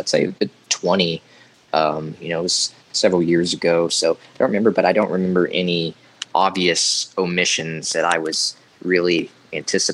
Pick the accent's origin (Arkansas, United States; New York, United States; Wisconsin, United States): Arkansas, United States; I'm from Arkansas